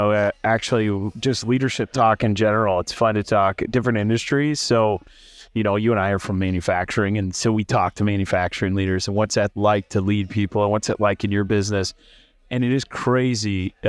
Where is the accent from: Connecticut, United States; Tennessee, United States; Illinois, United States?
Illinois, United States; I'm from Central Illinois, cornfields and soybeans.